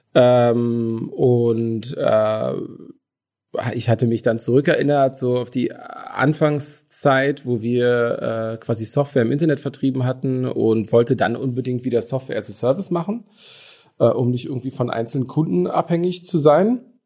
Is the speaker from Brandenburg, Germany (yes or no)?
yes; Brandenburg an der Havel, Brandenburg, Germany; accent: Berlinerisch; now in Berlin, Germany; aber tatsächlich bin ich nicht ur sondern geboren in äh, Brandenburg an der Havel